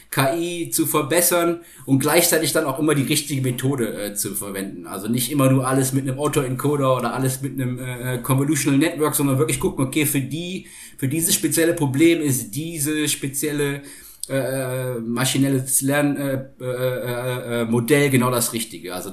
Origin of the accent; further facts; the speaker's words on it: Rhineland, Germany; ich komme ursprünglich aus dem Rheinland und ich habe in, in, in Köln studiert.